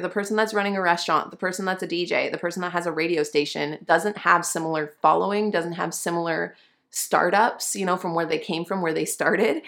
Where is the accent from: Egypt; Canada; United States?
Canada; now I'm a Canadian and my business is incorporated in Canada